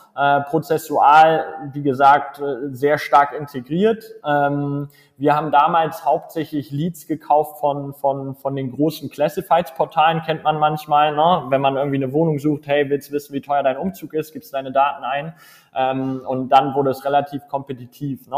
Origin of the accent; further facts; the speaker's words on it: Hamburg, Germany; moved away as an adult; also born or lived in Munich; now in Berlin, Germany; ich komme ursprünglich aus Hamburg